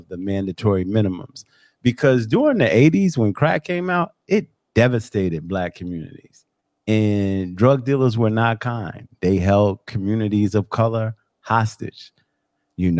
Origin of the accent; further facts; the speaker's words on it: New York, United States; I'm 54 years old and I grew up in New York, and I grew up in what I would call a financially impaired neighborhood